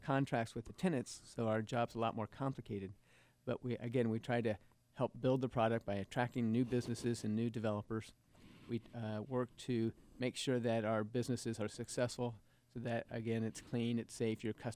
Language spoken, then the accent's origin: English; Indianapolis, Indiana, United States; moved away as an adult; also born or lived in Corpus Christi, Texas; now in Lexington, United States; I'm from Indianapolis, where I grew up